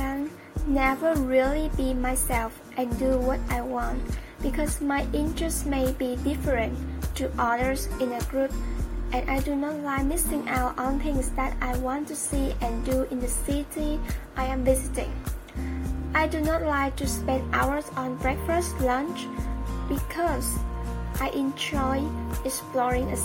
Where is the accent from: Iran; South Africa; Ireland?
Iran; Iran, my home country